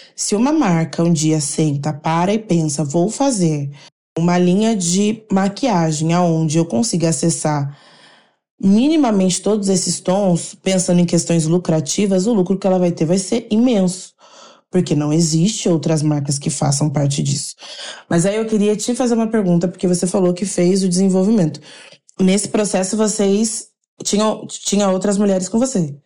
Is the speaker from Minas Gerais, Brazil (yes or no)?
yes; Caxambu, Minas Gerais, Brazil; E sou nascida em Caxambu